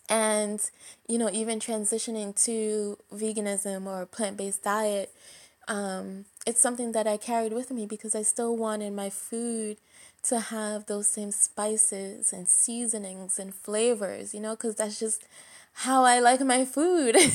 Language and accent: English; Jamaica; personally speaking, I'm Jamaican. I know you can't tell from my voice, but I am.